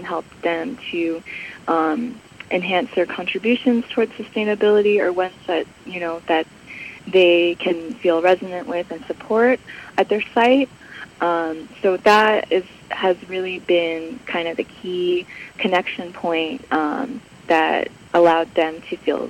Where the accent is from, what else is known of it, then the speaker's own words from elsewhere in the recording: Bay Area, California, United States; moved away as an adult; now in Los Angeles, United States; I grew up in the Bay Area. I was there from when I was 8 till about 24.